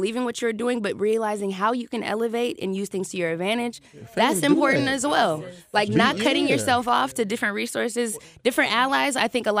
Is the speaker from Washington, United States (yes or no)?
yes; Seattle, Washington, United States; I'm from Seattle.